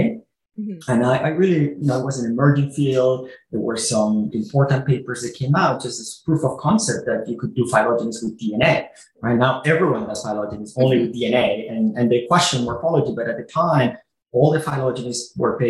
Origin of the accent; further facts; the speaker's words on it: south of Barcelona, Catalonia, Spain; moved away as an adult; now in United States; I'm originally from Spain. I grew up south of Barcelona, where I did my undergrad and my graduate school.